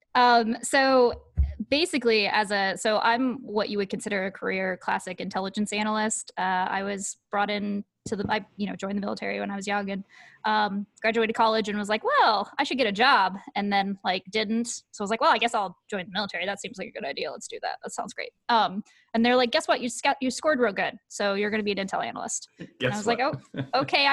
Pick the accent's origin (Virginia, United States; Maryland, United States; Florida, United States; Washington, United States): Washington, United States; Seattle; moved away as an adult; also born or lived in Dover, Delaware; I'm from Seattle